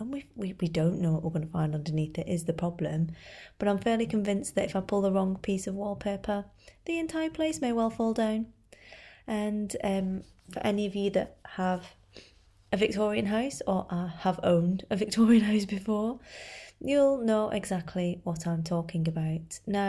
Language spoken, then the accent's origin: English; United Kingdom; obviously we do have to discuss the weather at great length, being British and all.